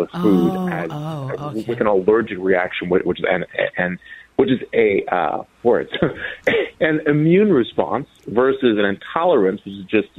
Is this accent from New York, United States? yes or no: no; Minnesota, United States; I was raised in Minnesota